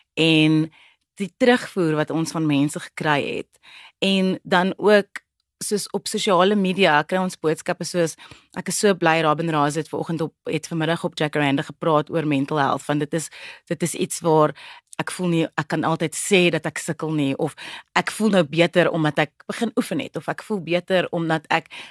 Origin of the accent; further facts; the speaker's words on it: Cape Town, Western Cape, South Africa; first language Afrikaans; 'n breinmens van 'n plek soos die Kaapse vlakte, Bontebal spesifiek